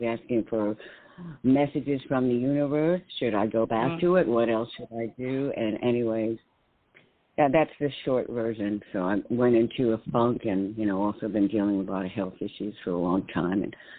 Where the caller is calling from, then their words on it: New York, United States; in New York.